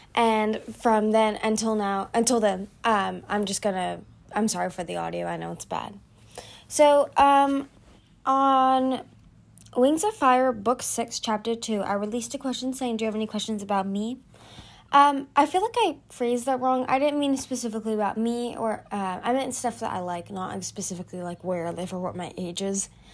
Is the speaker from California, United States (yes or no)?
yes; California, United States; I'm from America, but more specifically, I'm from California